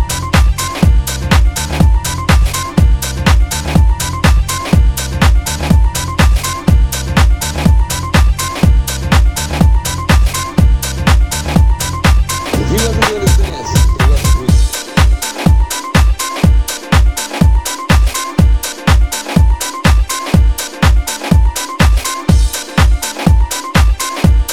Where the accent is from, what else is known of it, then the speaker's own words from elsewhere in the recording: Missouri, United States; now in South Korea; I'm from Missouri, you know what I'm saying? But right now I'm situated in cold ass Korea right now.